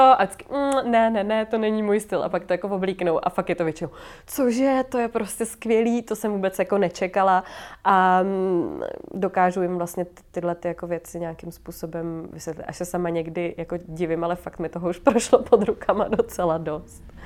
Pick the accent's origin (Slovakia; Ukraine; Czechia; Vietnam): Czechia; Hradec Králové, Hradec Králové Region; now in Prague, Czechia; z Hradce vlastně odkud jsem